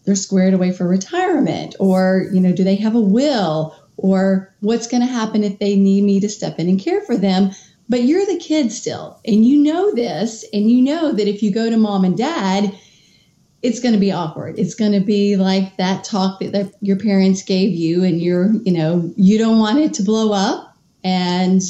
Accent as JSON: {"language": "English", "region": "Kentucky", "country": "United States", "tie": "born or raised there", "also_born_or_lived": "Washington, D.C.", "moved": "as an adult", "said": "moved back to my home state of Kentucky"}